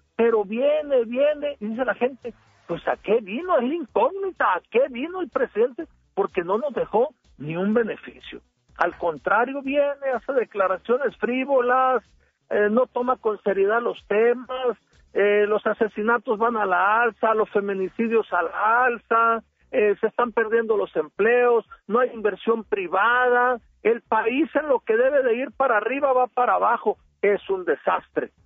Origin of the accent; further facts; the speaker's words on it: Sinaloa, Mexico; soy el típico sinaloense